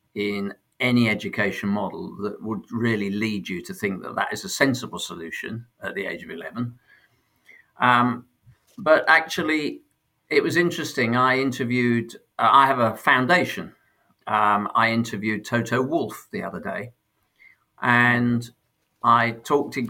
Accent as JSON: {"language": "English", "town": "Sheffield", "region": "Yorkshire and the Humber", "country": "United Kingdom", "tie": "born or raised there", "also_born_or_lived": "London"}